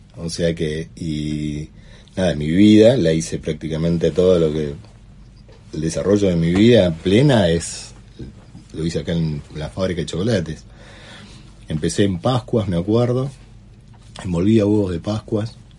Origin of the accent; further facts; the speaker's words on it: San Carlos de Bariloche, Río Negro, Argentina; Soy nacido acá, sí, me crié acá.